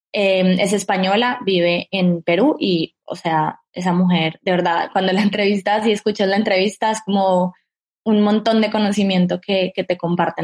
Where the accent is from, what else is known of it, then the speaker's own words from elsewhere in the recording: Colombia; como colombiana